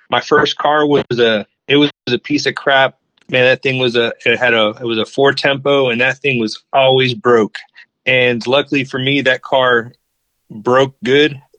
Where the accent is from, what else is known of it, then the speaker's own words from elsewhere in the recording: Virginia Beach, Virginia, United States; So originally, I uh, was born and raised in Virginia on the coast at the beach in Virginia Beach, and then my dad was in the military, so I kind of moved all around after that.